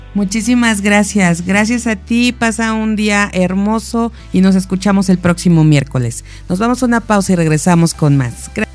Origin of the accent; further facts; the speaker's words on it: Mexico; como mexicanos